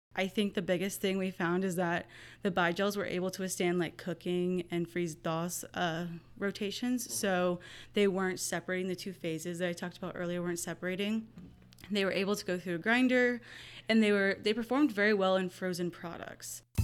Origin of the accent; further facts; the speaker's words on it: Hallettsville, Texas, United States; I grew up in Hallettsville, Texas